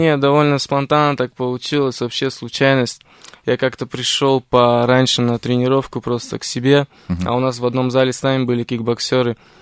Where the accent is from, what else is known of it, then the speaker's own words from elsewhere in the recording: Tbilisi, Georgia; moved away; моя семья не из Армении, мы по национальности армяне, но мы из Тбилиси, как бы из Грузии